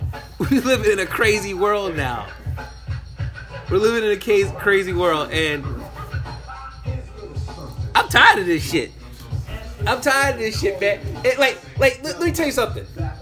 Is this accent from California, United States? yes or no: no; New York, United States; Like, I'm from New York. The Filipino I grew up with look like black